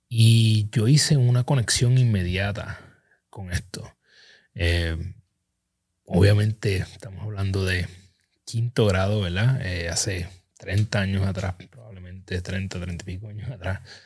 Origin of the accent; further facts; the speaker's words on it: Ponce, Puerto Rico; Ponce, mi pueblo natal